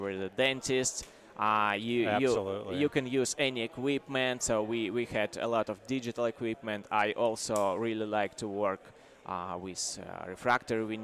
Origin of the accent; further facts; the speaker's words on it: Belarus; now in Latvia; I'm from Belarus, but I was born very close to the Poland.